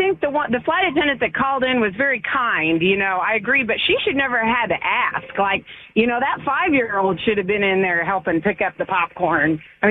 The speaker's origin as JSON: {"language": "English", "region": "Midwest", "country": "United States", "said": "I'm a Midwesterner here"}